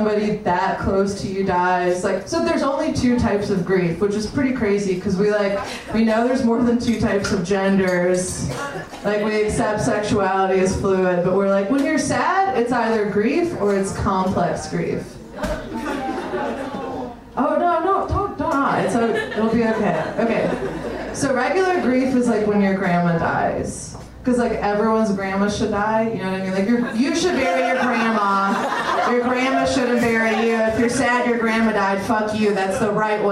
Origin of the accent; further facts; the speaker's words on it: Northern Illinois, United States; I'm from Northern Illinois